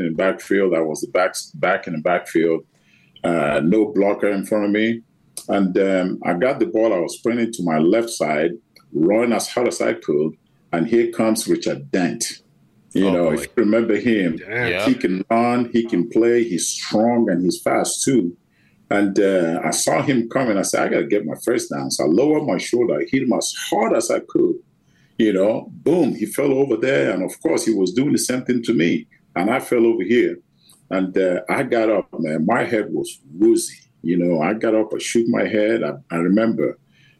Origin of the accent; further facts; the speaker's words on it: Nigeria; moved away as an adult; I grew up in Nigeria